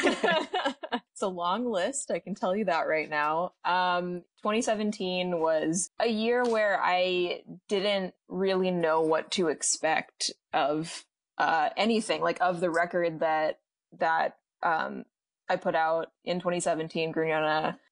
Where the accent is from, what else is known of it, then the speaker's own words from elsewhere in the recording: Midwest, United States; being Latinx and growing up in the Midwest